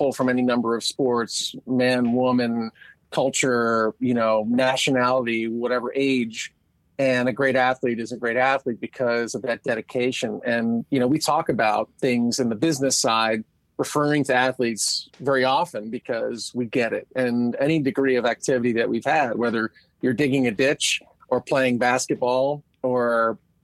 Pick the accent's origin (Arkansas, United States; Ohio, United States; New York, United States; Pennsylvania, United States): Pennsylvania, United States; outside of Philadelphia; I grew up outside of Philadelphia